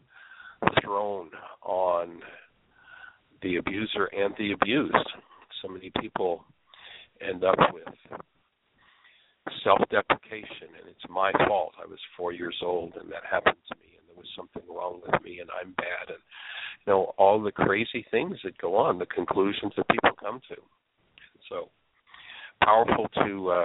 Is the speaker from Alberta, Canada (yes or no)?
no; Southern Ontario, Canada; now in Orlando, United States; I'm originally from Southern Ontario, Canada